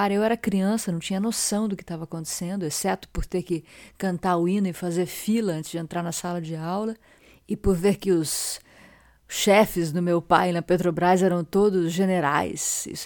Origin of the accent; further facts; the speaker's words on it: Rio de Janeiro, Brazil; Eu sou brasileiro, do Catete, do Rio de Janeiro.